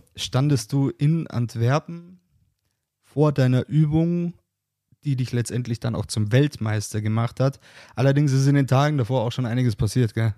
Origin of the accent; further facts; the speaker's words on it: Bavaria, Germany; ich komme aus Bayern